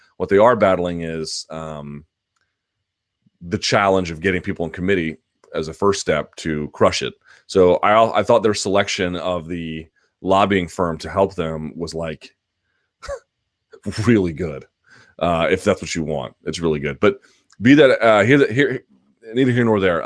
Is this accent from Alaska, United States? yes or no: no; Washington, District of Columbia, United States; Foggy Bottom in my hometown